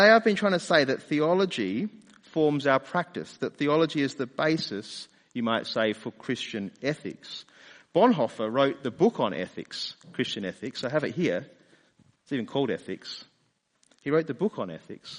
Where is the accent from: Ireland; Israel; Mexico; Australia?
Australia; accent: Australian; also born or lived in London; my Australian accent faded away and was replaced with an English accent.